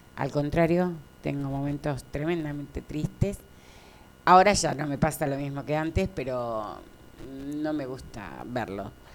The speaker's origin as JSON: {"language": "Spanish", "country": "Argentina", "said": "soy argentina"}